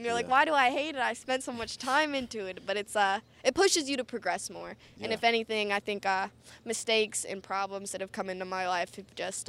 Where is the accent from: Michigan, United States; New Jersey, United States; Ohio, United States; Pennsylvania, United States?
Ohio, United States; Akron; also born or lived in Canton; I'm from Akron and Canton, and it's my city, from Ohio